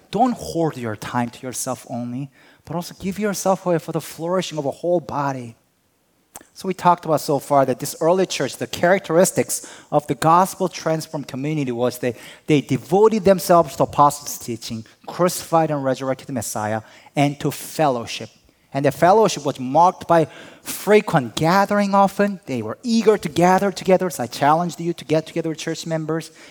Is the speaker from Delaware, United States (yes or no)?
no; Hatboro, Pennsylvania, United States; Oh, no, I'm not from here. I'm from Hatboro.